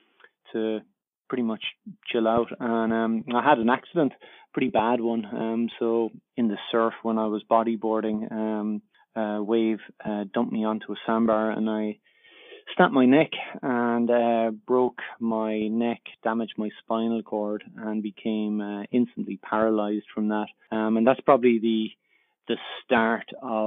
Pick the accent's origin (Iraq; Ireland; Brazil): Ireland; Cork, Munster; moved away as an adult; now in Australia; I'm originally from Cork, and we came out to Australia